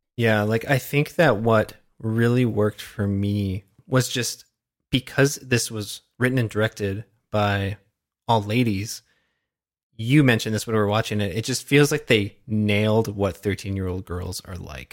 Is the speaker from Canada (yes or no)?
yes; Canada; as a Canadian